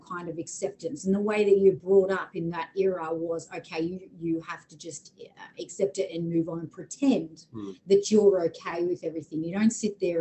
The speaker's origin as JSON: {"language": "English", "town": "Camden", "region": "New South Wales", "country": "Australia", "tie": "born or raised there", "moved": "yes", "lives_now": "Brisbane, Australia", "said": "I grew up in a town called Camden in Sydney, so Western New South Wales"}